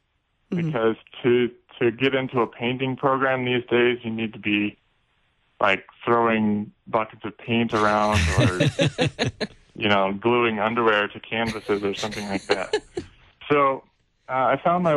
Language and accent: English; Omaha, Nebraska, United States; I grew up in Omaha, Nebraska